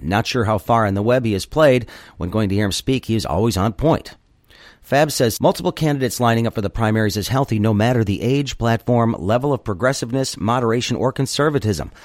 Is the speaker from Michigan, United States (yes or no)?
yes; Michigan, United States; my home state